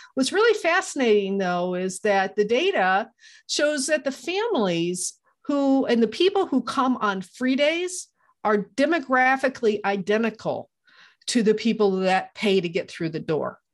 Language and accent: English; Iowa, United States; moved away; I'm from Iowa originally